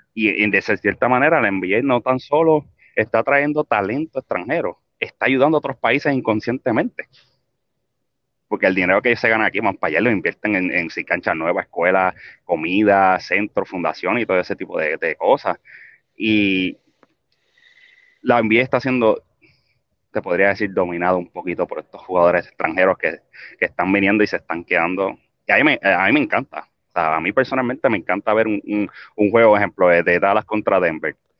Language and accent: Spanish; Puerto Rico; país donde nosotros nos crecimos, donde somos, de Puerto Rico